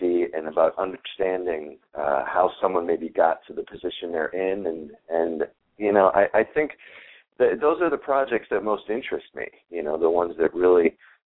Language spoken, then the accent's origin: English; Minnesota, United States; also born or lived in New Jersey / Chicago; now in Los Angeles, United States; I grew up in Minnesota, and then my dad was with the phone company, got transferred to New Jersey, and then transferred to Chicago